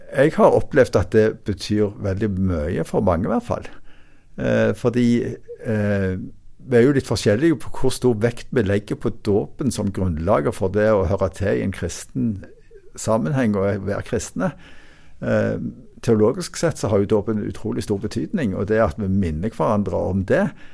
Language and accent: Norwegian; Norway